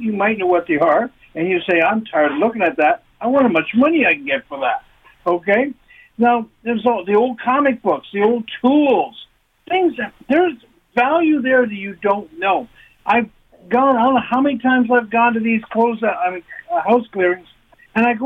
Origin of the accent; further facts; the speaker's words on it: Toronto, Ontario, Canada; I'm from Toronto here